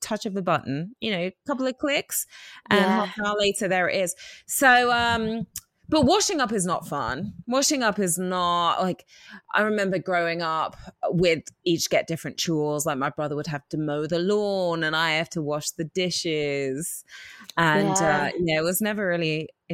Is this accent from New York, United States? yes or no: yes; New York, United States; I'm a New Yorker